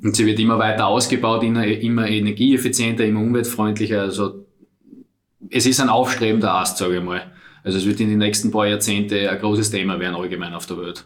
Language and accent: German; Styria, Austria; moved away as an adult; now in Vienna, Austria; wie man hört, bin ich aus der Steiermark, lebe jetzt seit sieben Jahren da in Wien